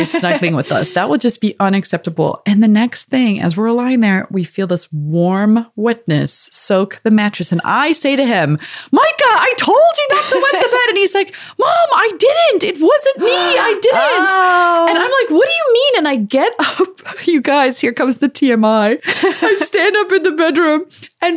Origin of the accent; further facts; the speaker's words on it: South Africa; moved away; I'm from South Africa originally